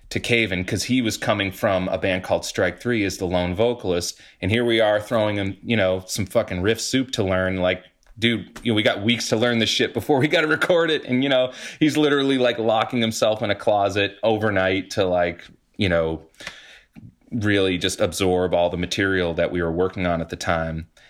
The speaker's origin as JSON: {"language": "English", "region": "New England", "country": "United States", "also_born_or_lived": "New York", "moved": "as an adult", "lives_now": "Massachusetts, United States", "said": "being a New Englander and suffering through these fucking hellish winters"}